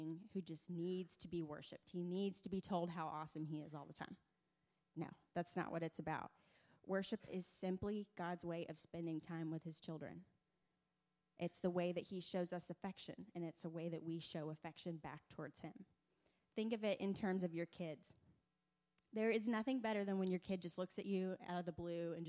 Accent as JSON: {"language": "English", "town": "Troy", "region": "Alabama", "country": "United States", "tie": "born or raised there", "moved": "yes", "said": "I'm originally from Troy, Alabama, just a couple hours from here, and I grew up in a very charismatic church"}